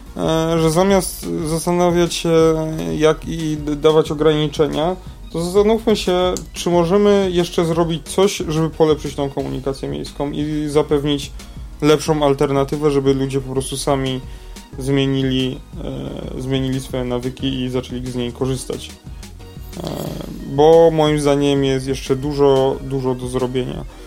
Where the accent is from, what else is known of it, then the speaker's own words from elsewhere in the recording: Kokotów, Lesser Poland, Poland; z mojej wsi